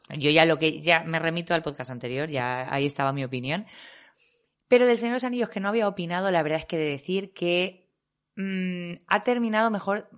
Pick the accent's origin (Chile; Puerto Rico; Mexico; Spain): Spain; Valencian Community; yo soy valenciana